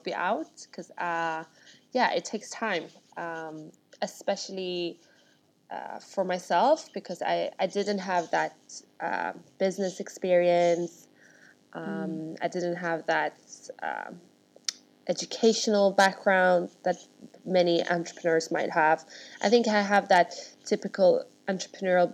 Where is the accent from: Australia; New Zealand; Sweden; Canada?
Sweden; Stockholm, Stockholm County; moved away as an adult; now in London, United Kingdom; So I'm born and raised in Sweden, with Russian parents, and I grew up in Stockholm.